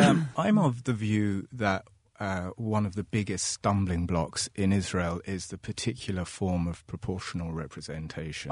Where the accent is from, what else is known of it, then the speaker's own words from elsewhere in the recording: London, United Kingdom; now in Ireland; I grew up in London